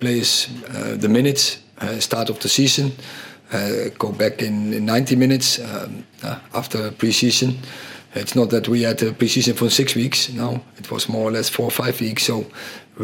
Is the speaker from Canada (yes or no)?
no; Netherlands; English is a second language; moved away as an adult; now in United Kingdom; coming from a Dutch school